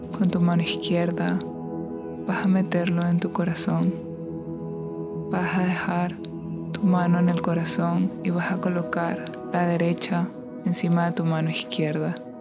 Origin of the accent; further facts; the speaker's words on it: Venezuela; now in United States; soy de Venezuela, soy de Latinoamérica y allá no celebramos tanto este día como aquí